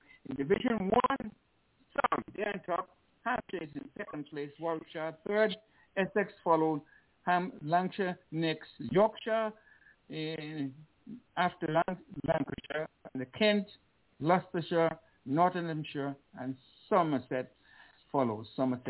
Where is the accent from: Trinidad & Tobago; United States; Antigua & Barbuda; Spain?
Antigua & Barbuda; Liberta, Saint Paul; born there; You know, I was born in Liberta.